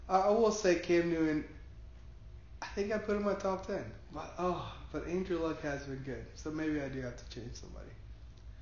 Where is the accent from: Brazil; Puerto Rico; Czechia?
Puerto Rico; growing up in Puerto Rico, for a lot of my life, my family being Puerto Rican